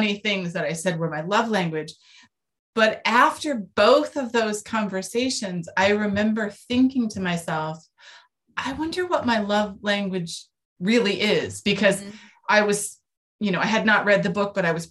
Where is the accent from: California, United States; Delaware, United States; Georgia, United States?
California, United States; I grew up in California